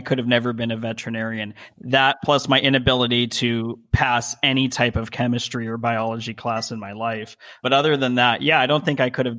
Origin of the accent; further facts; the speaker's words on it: Las Vegas, Nevada, United States; moved away as an adult; also born or lived in Colorado; now in California, United States; I was born in Las Vegas, Nevada, which is also sort of an odd place to be from and to live in and spend. I was there for 27 years before going to Colorado and then coming out here to California.